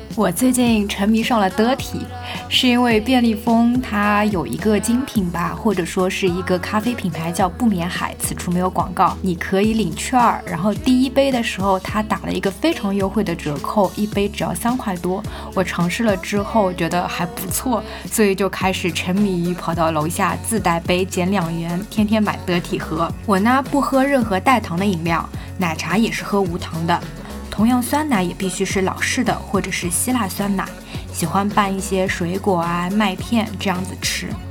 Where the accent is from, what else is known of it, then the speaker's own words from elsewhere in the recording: southern China, China; moved away as an adult; now in Beijing, China; 身为南方人